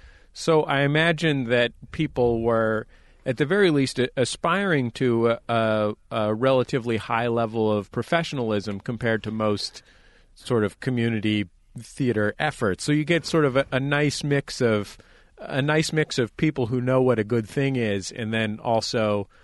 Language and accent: English; Bay Area, California, United States; I grew up in the Bay Area, and so spent some time as a kid in Sacramento.